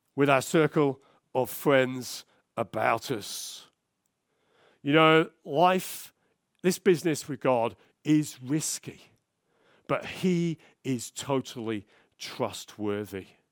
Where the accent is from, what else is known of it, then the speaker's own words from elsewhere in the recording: London, United Kingdom; moved away; I'm from South London originally.